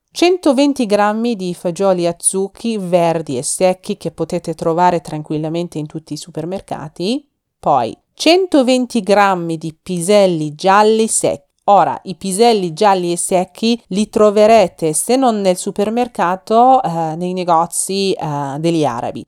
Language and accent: Italian; Iran; now in Milan, Italy; un'iraniana che vive a Milano e cercherò di portare alle vostre case odori e sapori del mio paese Iran